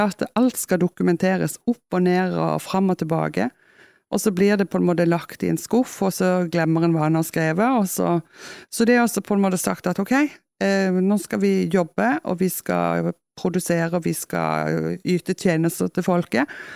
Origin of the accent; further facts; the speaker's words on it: Kristiansand, Agder, Norway; accent: Kristiansand dialect; now in Etne, Norway; når jeg kommer hjem, jeg jo, eller hjem da, til Kristiansand, så ja. får jeg jo beskjed om at, eh, at, jeg snakker sånn som jeg gjorde når jeg flytta